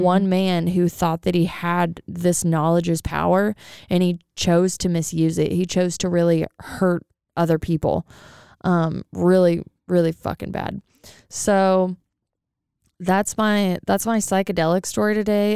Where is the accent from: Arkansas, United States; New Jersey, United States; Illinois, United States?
Illinois, United States; now in Wichita, United States; I'm from Illinois